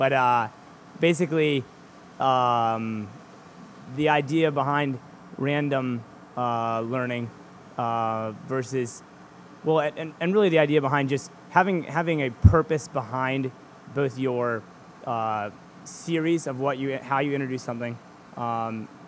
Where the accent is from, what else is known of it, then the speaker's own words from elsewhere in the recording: Charlottesville, Virginia, United States; now in York, United States; where I grew up in Charlottesville, Virginia